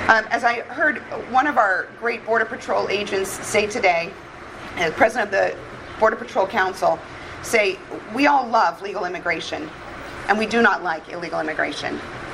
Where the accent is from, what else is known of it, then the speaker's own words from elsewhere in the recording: Tucson, Arizona, United States; As a child of the border, born and raised in Tucson, Arizona